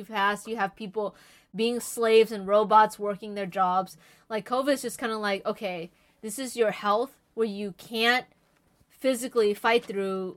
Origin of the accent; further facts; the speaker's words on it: United States; as an American